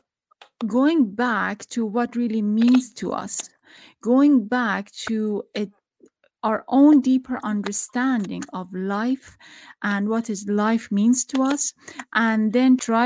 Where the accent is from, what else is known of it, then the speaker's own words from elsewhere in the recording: Iran; moved away; also born or lived in Tehran; I'm from Iran